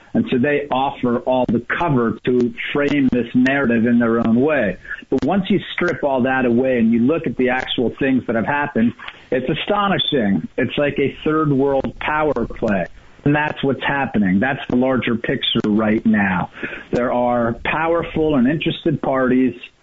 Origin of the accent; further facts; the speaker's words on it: New York, United States; moved away; I'm from New York originally.